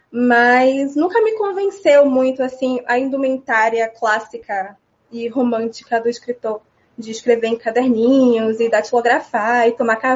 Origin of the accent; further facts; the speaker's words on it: Amélia Rodrigues, Bahia, Brazil; also born or lived in Salvador / Feira de Santana; Eu nasci em Salvador nos anos 2000, em março. Estava chovendo muito, segundo meus pais. E mas só nasci também só para, porque eu morei em Amélia Rodrigues a minha vida inteira. Morei parcialmente porque eu estudava em Feira de Santana